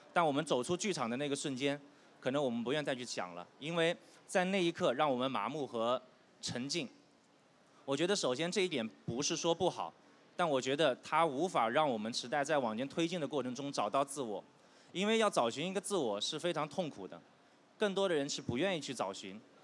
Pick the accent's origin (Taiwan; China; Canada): China; southern China; moved away; 我是一个南方人，我们家里呢有很多做生意的